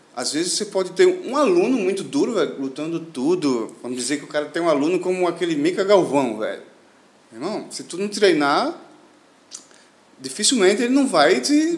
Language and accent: Portuguese; Northeast Region, Brazil; moved away as an adult; now in Al Ain, United Arab Emirates; Eu que sou do Nordeste, acostumado, acostumado com calor